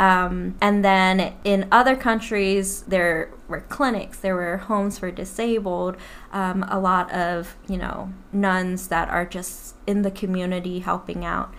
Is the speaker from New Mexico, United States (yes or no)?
no; New Orleans, Louisiana, United States; moved away as an adult; now in Plano, United States; I am from New Orleans and I've moved to Plano, Texas about three and a half years ago